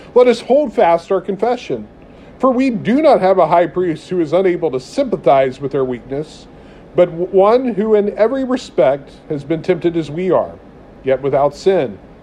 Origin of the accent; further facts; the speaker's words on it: United States; as American Christians